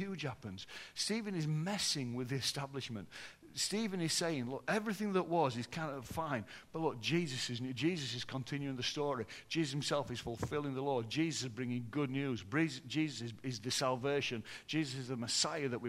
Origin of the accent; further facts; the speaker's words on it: Yorkshire and the Humber, United Kingdom; I'm from Yorkshire.